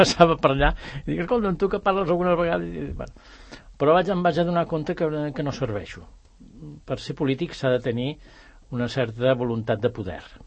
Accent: Bellaterra, Catalonia, Spain; also born or lived in Barcelona / Ponts; jo tenia 6 o 7 anys, ara en tinc 72, i per tant, amb 6 o 7 anys em vam venir a viure aquí a, a, a Bellaterra.

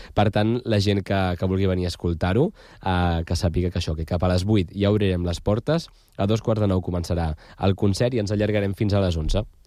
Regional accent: Badalona, Catalonia, Spain; els que som de Canyet

